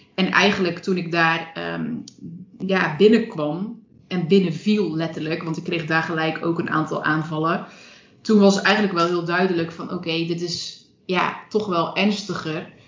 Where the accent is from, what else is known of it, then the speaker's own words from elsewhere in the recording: Zeelandic Flanders, Netherlands; moved away as an adult; also born or lived in Breda; ik kom uit Zeeuws-Vlaanderen. Ik heb me daar nooit echt thuis gevoeld